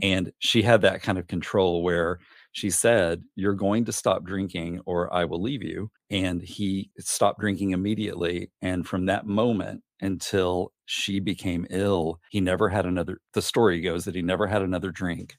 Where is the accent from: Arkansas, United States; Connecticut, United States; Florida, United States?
Arkansas, United States; Gosnell; also born or lived in Little Rock, Arkansas; now in Rochester, New Hampshire, United States; I grew up in a tiny, tiny town named Gosnell, Arkansas, which is the very, very northeast corner